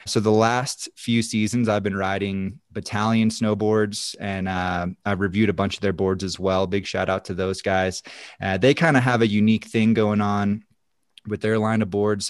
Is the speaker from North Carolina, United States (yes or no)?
yes; North Carolina, United States; moved away as an adult; now in Silverthorne, United States; I actually grew up on the East Coast. I'm originally from North Carolina, so that's, uh, where it all started for me. Grew up out there